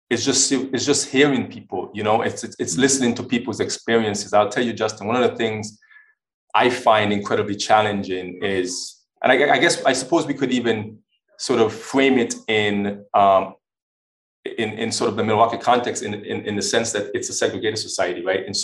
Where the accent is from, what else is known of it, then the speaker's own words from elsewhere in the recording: U.S. Virgin Islands; also born or lived in Maine / Washington / Oklahoma; now in Wisconsin, United States; I'm originally from the Virgin Islands. Uh, I lived in Maine. I lived in Washington. Um, I lived in Oklahoma